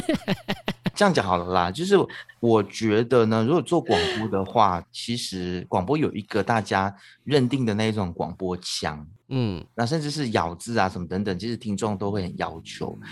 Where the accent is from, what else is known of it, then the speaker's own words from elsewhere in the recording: Taitung, Taitung County, Taiwan; now in Malaysia; 我小时候在台东长大的嘛